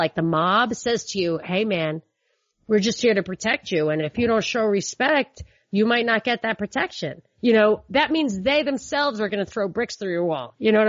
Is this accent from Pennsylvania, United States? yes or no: no; New York, United States; I'm from New York, and I have a lot of cop relatives